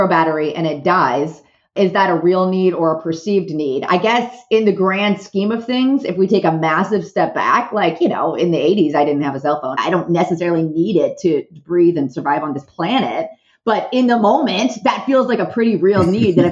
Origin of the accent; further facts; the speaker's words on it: Southern California, United States; I am from Southern California